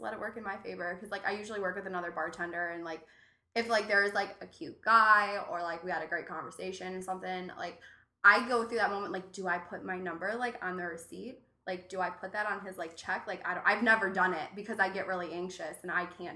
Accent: Cleveland, Ohio, United States; now in Chicago, United States; I'm from Cleveland

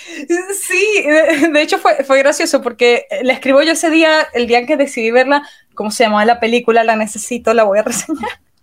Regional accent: Venezuela; moved away as an adult; now in Romania; yo emigré para acá, soy de Venezuela y todo el mundo en Venezuela emigra, yo también emigré

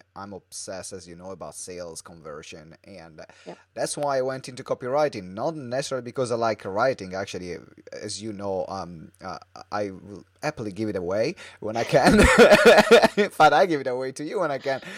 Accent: Italy; English is a second language; we're both from Italy. So yeah. we both had to learn to read, write, and speak into different language, which in this case yeah. is English

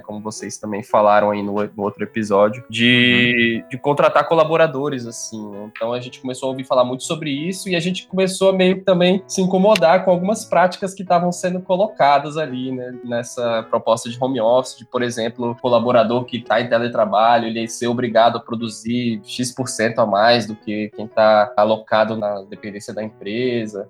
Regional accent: Brasília, Federal District, Brazil; moved away as an adult; now in João Pessoa, Brazil; eu também sou de Brasília. Atualmente estou morando aqui no Nordeste.

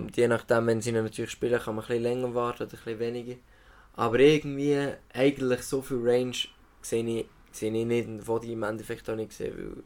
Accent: Solothurn, Switzerland; ich bin Solothurner Bub, 20 Jahre hier

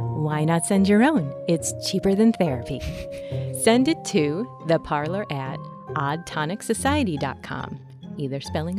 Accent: Chicago, Illinois, United States; So, I'm originally from Chicago, and I can tell you this. The whole place is haunted.

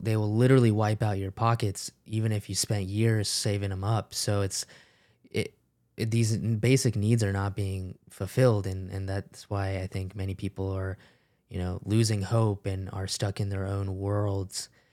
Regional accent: United States; growing up in the United States as an immigrant

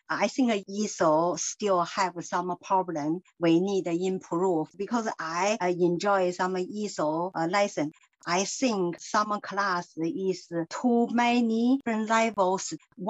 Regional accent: China; first language Mandarin; English is a second language; moved away as an adult; now in United Kingdom; I come from China. I speak Mandarin.

